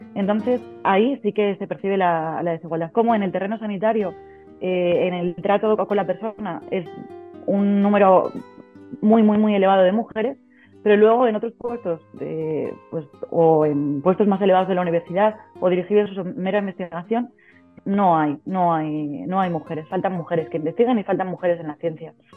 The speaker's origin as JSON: {"language": "Spanish", "town": "Ciudad Rodrigo", "region": "Castile and León", "country": "Spain", "moved": "as an adult", "said": "soy logopeda de Ciudad Rodrigo y mm, hace, va a ser ahora seis años, en julio va a ser seis años que después de, irme por ahí a recorrer el mundo, pues decidí volver y, emprender en, mi localidad."}